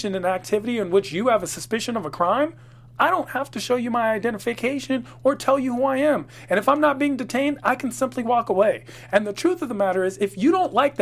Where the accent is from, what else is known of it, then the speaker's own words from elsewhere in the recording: Washington, District of Columbia, United States; I'm from Washington, D.C.